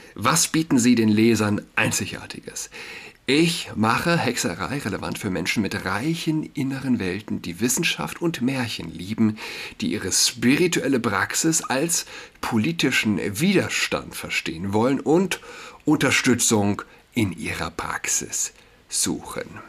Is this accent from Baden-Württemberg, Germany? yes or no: no; Saarland, Germany; für mich als äh, Saarländer